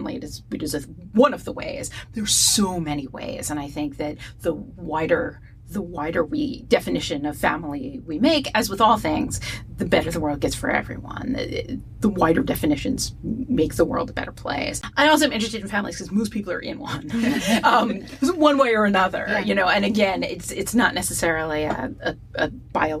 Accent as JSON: {"language": "English", "region": "East Coast", "country": "United States", "tie": "born or raised there", "moved": "yes", "lives_now": "Pacific Northwest, United States", "said": "growing up on the East Coast, and for my life could not understand why it was always raining. And then I moved to the Pacific Northwest"}